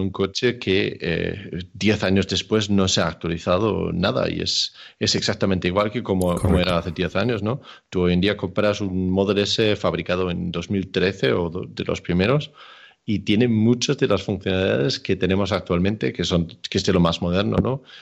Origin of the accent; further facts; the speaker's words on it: Denmark; now in Spain; Yo soy de Dinamarca, pero vivo en España.